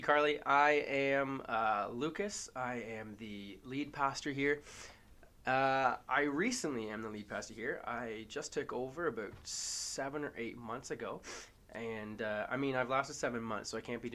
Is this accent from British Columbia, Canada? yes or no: no; Hamilton, Ontario, Canada; moved away; I'm from Hamilton originally, so not a small town, but a very poor town.